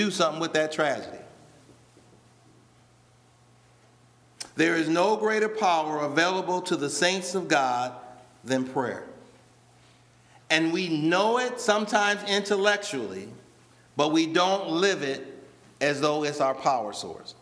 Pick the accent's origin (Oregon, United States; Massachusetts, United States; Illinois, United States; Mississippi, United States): Illinois, United States; Rockford; when I was younger and I'm growing up in Rockford